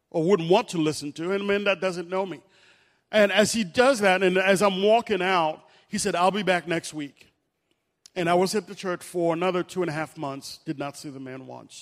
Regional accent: Haiti; now in Harrisburg, United States; I'm from Haiti. I'd love to go back to Haiti. But God has called me here in Harrisburg.

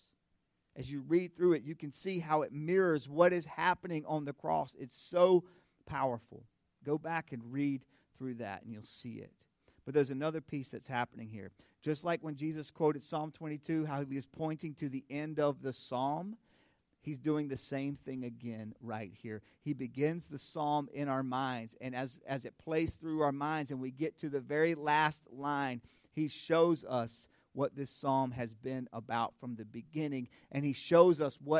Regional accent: North Carolina, United States; also born or lived in Indiana; my home state of North Carolina

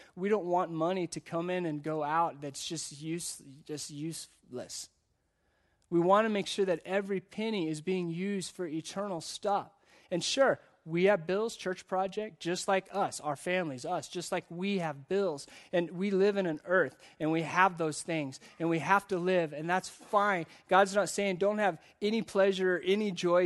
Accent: United States; as the American church

